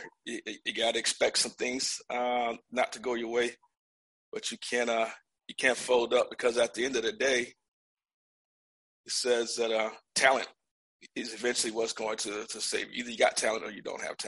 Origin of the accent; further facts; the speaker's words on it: Buffalo, New York, United States; moved away as an adult; also born or lived in Georgia; I was born in Georgia, but I was raised in Buffalo from the time I was 5 to the time I turned 18